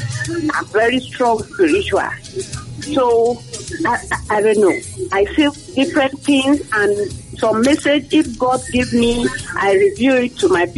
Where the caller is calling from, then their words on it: Cape Coast, Central Region, Ghana; I'm calling from Cape Coast.